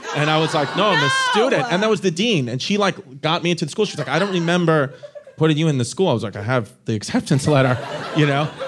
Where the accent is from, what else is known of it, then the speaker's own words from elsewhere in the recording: New York City, New York, United States; I'm from Brooklyn